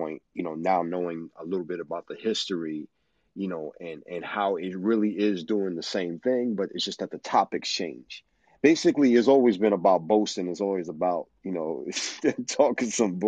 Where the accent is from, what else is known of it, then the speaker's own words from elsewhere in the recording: New York City, New York, United States; my hometown, the Bronx